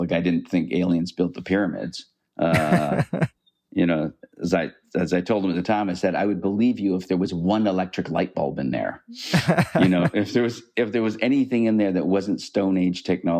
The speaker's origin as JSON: {"language": "English", "country": "Canada", "said": "I mean, I'm a Canadian and I'm a liberal"}